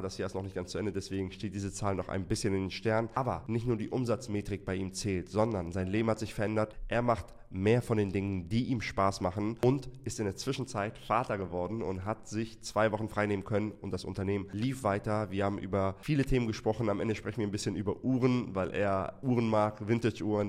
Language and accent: German; Hamburg, Germany; ich komme aus Hamburg.